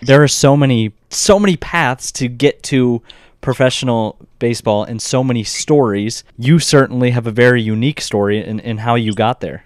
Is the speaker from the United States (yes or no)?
yes; Arizona, United States; the three of us are all from Arizona